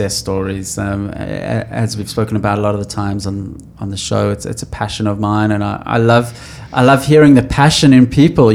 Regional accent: Johannesburg, Gauteng, South Africa; I come from Johannesburg, a gold mining town

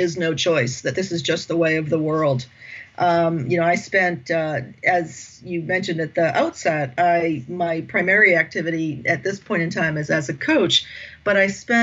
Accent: United States; accent: American; moved away as an adult; now in France; I'm American, as you can tell from my accent. I've been living in France since 2009

